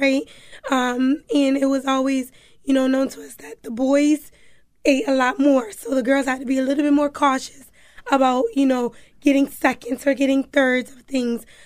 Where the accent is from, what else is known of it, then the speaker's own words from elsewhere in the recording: Hartford, Connecticut, United States; also born or lived in New Haven / Florida / Alabama / South Carolina; I grew up in Hartford. Um, I was born in New Haven, but after I was born in New Haven, I traveled to Florida, Alabama, South Carolina. Um, but when I was about, um, five, I came back to Hartford, and from there I've been here